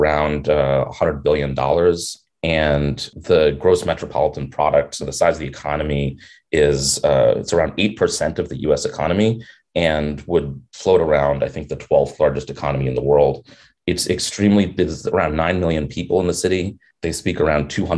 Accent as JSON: {"language": "English", "town": "New York City", "region": "New York", "country": "United States", "tie": "born or raised there", "said": "I'm a New Yorker. I grew up here"}